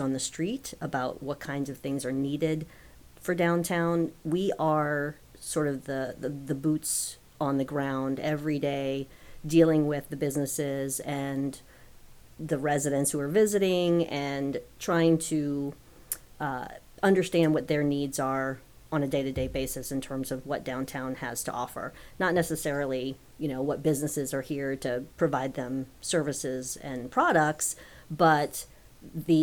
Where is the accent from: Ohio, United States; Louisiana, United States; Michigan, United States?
Louisiana, United States; New Orleans; also born or lived in Palatka, Florida; now in Lakeland, United States; I'm originally from New Orleans